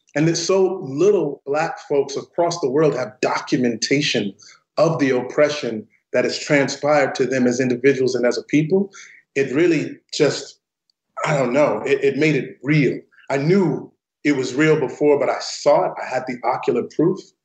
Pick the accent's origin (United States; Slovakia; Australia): United States; St. Louis, Missouri; the neighborhood that I grew up in in St. Louis, Missouri